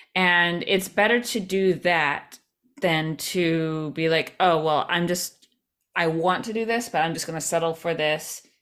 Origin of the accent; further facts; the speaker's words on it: Albany, New York, United States; now in New York City, United States; where I grew up in Albany